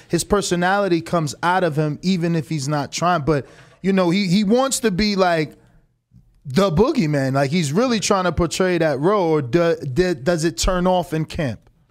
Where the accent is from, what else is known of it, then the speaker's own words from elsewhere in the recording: New Jersey, United States; moved away as an adult; also born or lived in Florida; now in Las Vegas, United States; I'm from Jersey. Moved to Florida for one, one year.